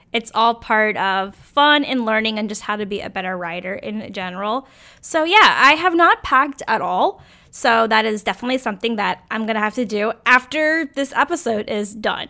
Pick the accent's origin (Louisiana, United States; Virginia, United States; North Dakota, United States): Virginia, United States; born or raised there; moved away